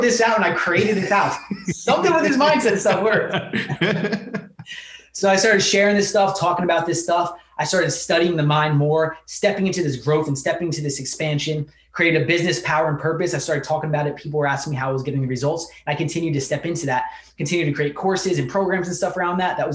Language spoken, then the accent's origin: English; New Jersey, United States; I was born in New Jersey, raised by a single mother